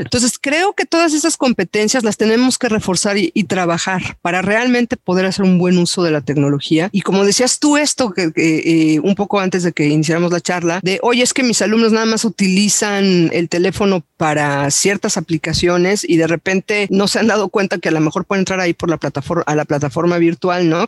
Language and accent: Spanish; Mexico; como docentes mexicanos